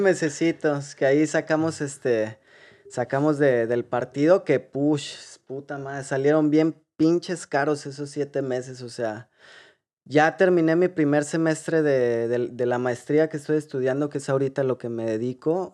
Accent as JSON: {"language": "Spanish", "town": "Guadalajara", "region": "Jalisco", "country": "Mexico", "tie": "born or raised there", "also_born_or_lived": "Mexico City", "moved": "as an adult", "lives_now": "Ireland", "said": "venimos, nacimos en Guadalajara. Eh, ahí crecimos"}